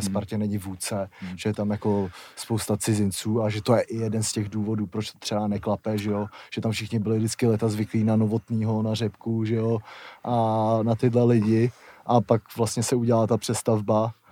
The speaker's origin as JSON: {"language": "Czech", "town": "Blatinka", "country": "Czechia", "said": "Blatinky to má 26 obyvatel. to byl šok."}